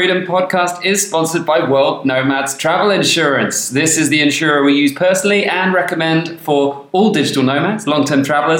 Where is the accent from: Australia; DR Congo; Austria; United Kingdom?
Australia; Yeah, it's a crazy thing being an Australian.